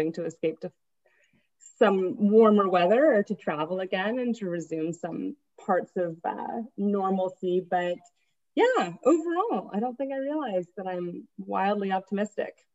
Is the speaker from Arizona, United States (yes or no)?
no; Atlanta, Georgia, United States; moved away; I'm born and raised in Atlanta.